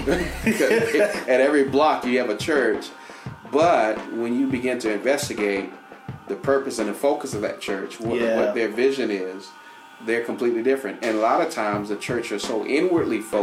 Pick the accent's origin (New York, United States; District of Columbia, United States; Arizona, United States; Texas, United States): District of Columbia, United States; Washington; moved away; I grew up in Washington, D.C., and I lived in the community I lived in almost about 20 years, and I grew up in that community